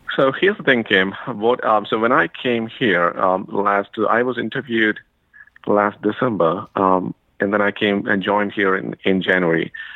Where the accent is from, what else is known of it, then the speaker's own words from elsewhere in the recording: India; moved away as an adult; now in United States; I'm from India originally, so I got to the U.S.